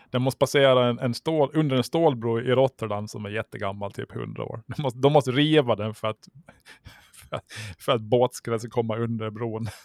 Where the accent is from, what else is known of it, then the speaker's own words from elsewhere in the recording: Mariehamn, Åland Islands; Jag är uppvuxen där vid Korvik